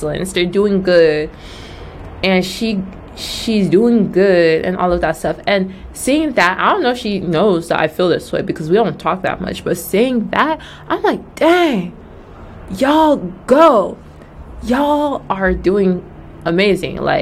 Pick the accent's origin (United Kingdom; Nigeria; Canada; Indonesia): Nigeria; moved away; also born or lived in Georgia, United States; I'm Nigerian.